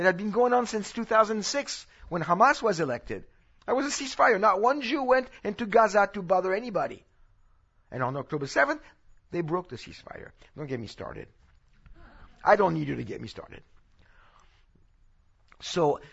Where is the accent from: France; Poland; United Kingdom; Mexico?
France; now in Texas, United States; this is where I'm from. I know I speak like a Texan now, but I'm from France